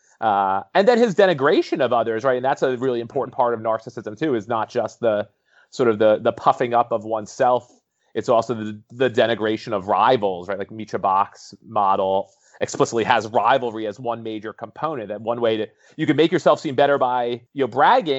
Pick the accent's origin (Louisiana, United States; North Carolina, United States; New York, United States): New York, United States; I grew up in New York